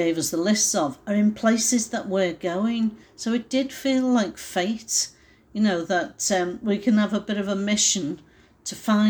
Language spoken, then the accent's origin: English; England, United Kingdom; we're from England